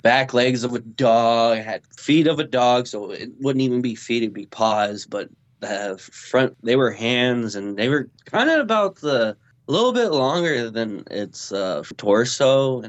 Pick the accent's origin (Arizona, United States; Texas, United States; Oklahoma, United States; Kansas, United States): Kansas, United States; Topeka; and I'm from originally from Kansas, Topeka. Of all places.